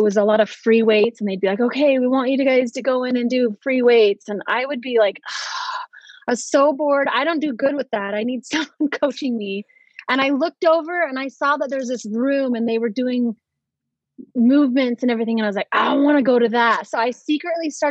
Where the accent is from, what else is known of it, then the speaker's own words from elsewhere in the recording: Roy, Utah, United States; moved away; Born and raised in Roy, Utah